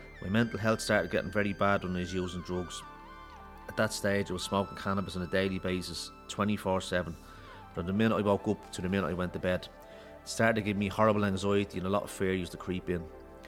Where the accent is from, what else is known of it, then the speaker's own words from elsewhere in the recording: Ballymun, Leinster, Ireland; I grew up in Ballymun.